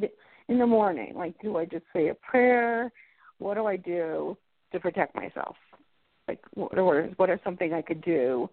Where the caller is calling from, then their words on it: Colorado, United States; I'm calling from Colorado.